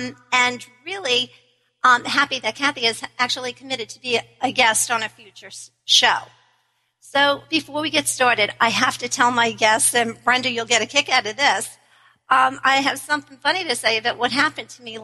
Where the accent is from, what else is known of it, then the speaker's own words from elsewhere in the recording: New York, United States; we're in Washington, D.C. I'm from New York.